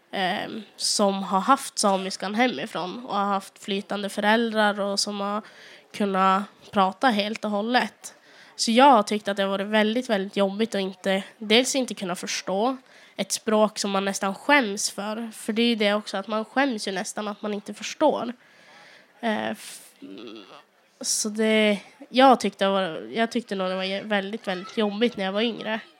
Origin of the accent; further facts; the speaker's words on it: Sweden; accent: South Sami; som har gjort att jag har fått tillbaka den här eh, sydsamiska dialekten då jag kommer från Dikarna så det blir ganska mycket nordligare än den här i Östersund